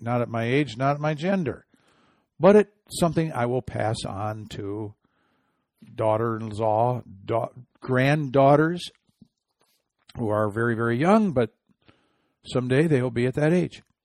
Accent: Midwest, United States; I'm from the Midwest.

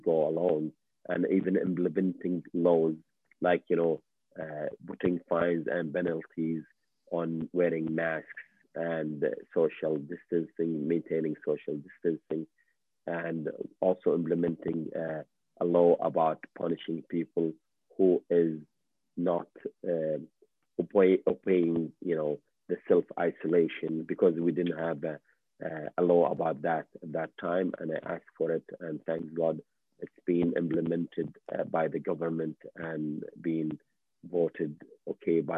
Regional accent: Kuwait; now in Canada; I'm, you know, Middle Eastern, I have I'm also from Kuwait

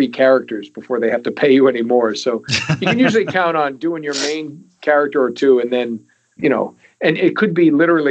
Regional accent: New England, United States; I grew up there in New England

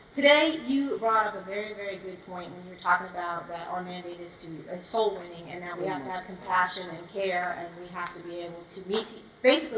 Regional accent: Wake Forest, North Carolina, United States; I'm from Wake Forest, North Carolina.

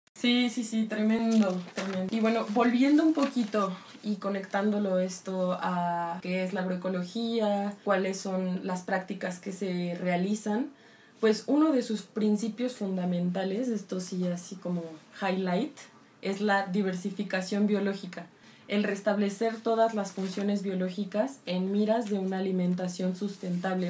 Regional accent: Michoacán, Mexico; yo soy de Michoacán y mi abuelo fue campesino

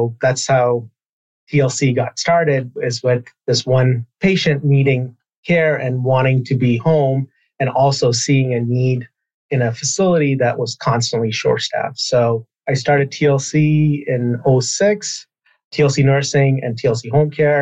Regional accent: Burlington, Vermont, United States; I grew up in Burlington, Vermont

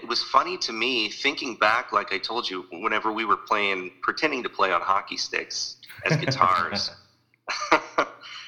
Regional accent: Sullivan, Missouri, United States; I was from Sullivan, which is mid-Missouri.

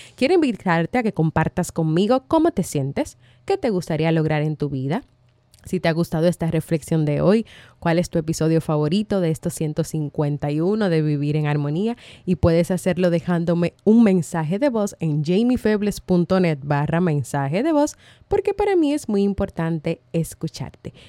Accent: Dominican Republic; aquí en mi país, República Dominicana

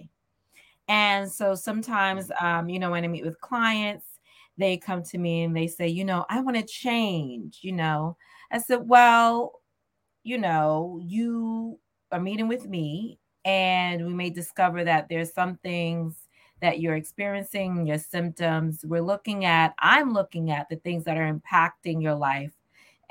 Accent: New York City, New York, United States; born and raised in Southeast Queens

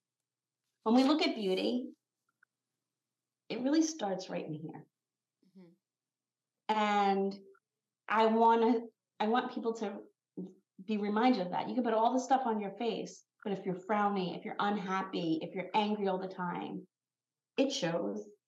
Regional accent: Long Island, New York, United States; I'm from Long Island

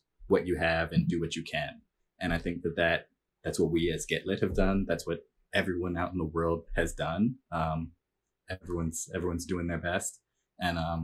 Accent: New Jersey, United States; moved away as an adult; also born or lived in Philadelphia, Pennsylvania / New York City; now in West Coast, United States; I was born in Philly, grew up in New Jersey, was in New York City for 10 years

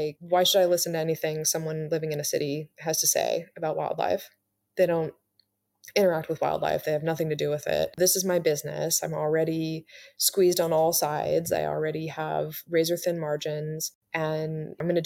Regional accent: Mendocino coast, California, United States; growing up in California on the Mendocino coast

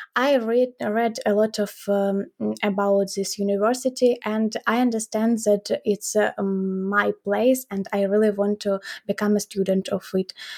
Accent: Ukraine; we are from Ukraine.

